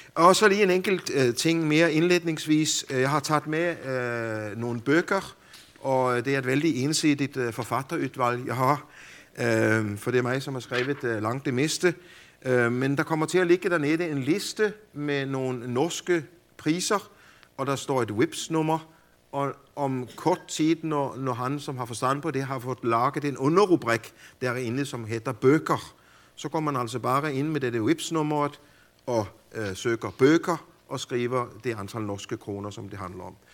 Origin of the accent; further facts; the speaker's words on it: Denmark; hjemme i Danmark